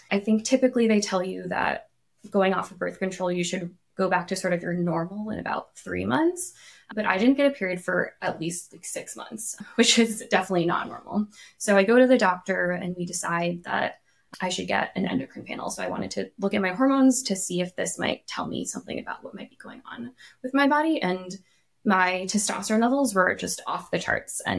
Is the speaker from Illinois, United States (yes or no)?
yes; Illinois, United States; also born or lived in Japan; Before this, I grew up partially in Illinois, partially in Japan.